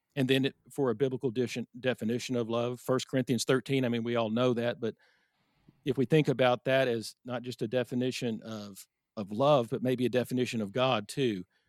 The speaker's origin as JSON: {"language": "English", "town": "Irving", "region": "Texas", "country": "United States", "tie": "born or raised there", "said": "I grew up in Irving, Texas"}